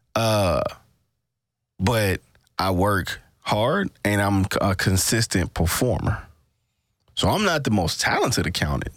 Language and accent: English; Mississippi, United States; born or raised there